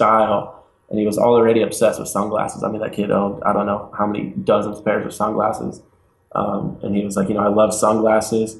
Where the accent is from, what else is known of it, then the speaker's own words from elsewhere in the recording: Lawrence, Kansas, United States; moved away as an adult; now in California, United States; I was born and raised in Lawrence, Kansas, which in my mind is one of the greatest towns in the world